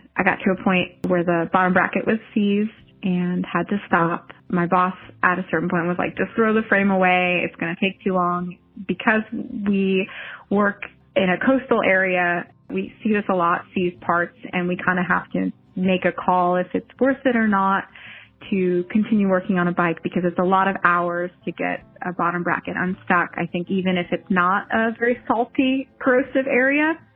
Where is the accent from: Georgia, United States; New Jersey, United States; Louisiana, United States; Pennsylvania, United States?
New Jersey, United States; now in St. Augustine, United States; I live in St. Augustine, Florida and I'm from New Jersey